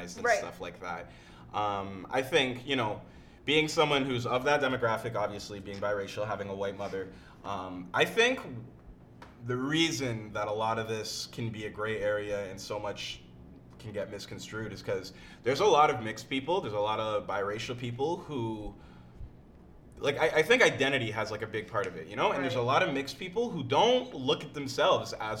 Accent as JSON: {"language": "English", "town": "Oakville", "region": "Ontario", "country": "Canada", "tie": "born or raised there", "said": "I grew up in Oakville mostly"}